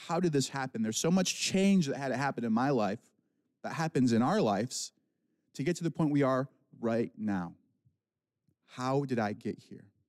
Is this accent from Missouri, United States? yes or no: no; Michigan, United States; accent: Midwestern; now in California, United States; I'm not from California. I was born and raised in Michigan